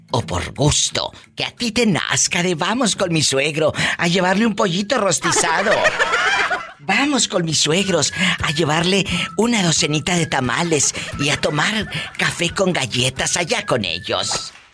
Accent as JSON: {"language": "Spanish", "region": "Guanajuato", "country": "Mexico", "said": "Pues soy de Guanajuato."}